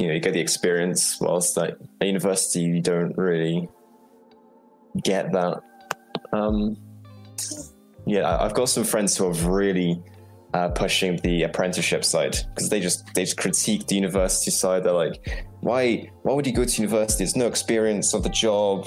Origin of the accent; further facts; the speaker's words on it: Poland; now in England, United Kingdom; I'm originally from Poland